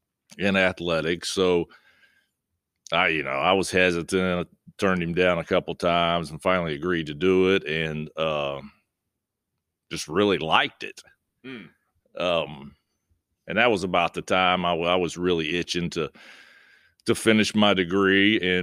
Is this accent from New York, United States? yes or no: no; Point Pleasant, West Virginia, United States; Well, I grew up in Point Pleasant, West Virginia, played high school basketball there